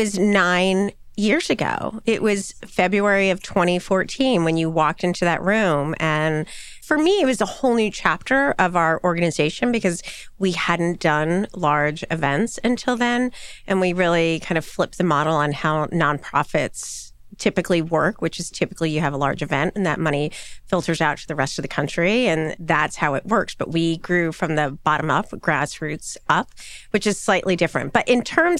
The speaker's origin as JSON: {"language": "English", "town": "Bethlehem", "region": "Pennsylvania", "country": "United States", "tie": "born or raised there", "also_born_or_lived": "Raleigh, North Carolina", "moved": "as an adult", "said": "So I grew up in a little town called Bethlehem, Pennsylvania"}